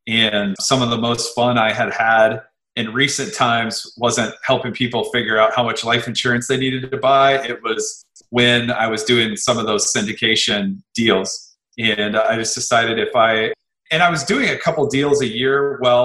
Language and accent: English; Midwest, United States; moved away; I was from the Midwest and had a business there